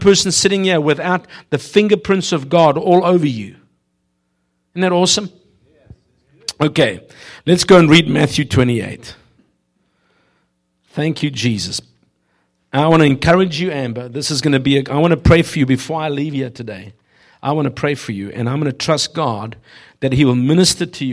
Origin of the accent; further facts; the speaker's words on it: South Africa; moved away; I grew up in South Africa